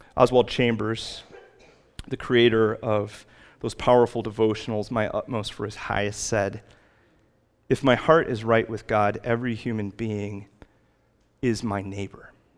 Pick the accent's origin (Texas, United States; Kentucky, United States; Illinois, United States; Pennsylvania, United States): Illinois, United States; Chicago; Growing up in Chicago